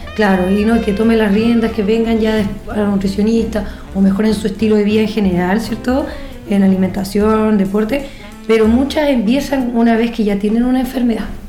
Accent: Chile; Nosotros como buenos chilenos

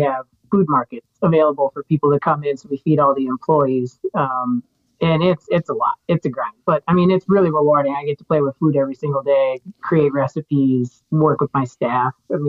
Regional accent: Minnesota, United States; I'm from Minnesota. I'm an executive chef here in the Twin Cities.

